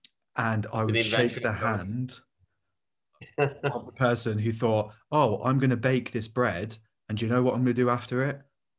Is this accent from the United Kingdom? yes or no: yes; United Kingdom